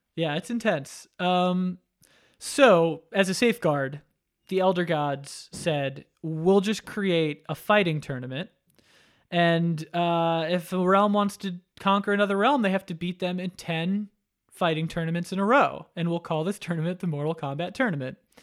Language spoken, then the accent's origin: English; Florida, United States; also born or lived in New York; I, uh, grew up, though, in Florida